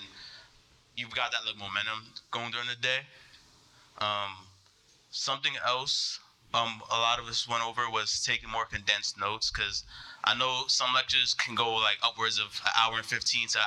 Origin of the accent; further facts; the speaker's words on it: New York, United States; I'm from New York, and I'm a mechanical engineering major